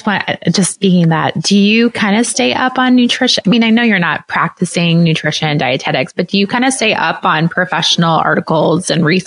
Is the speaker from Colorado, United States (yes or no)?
no; Iowa, United States; I'm from Iowa. I'm in the middle of America too.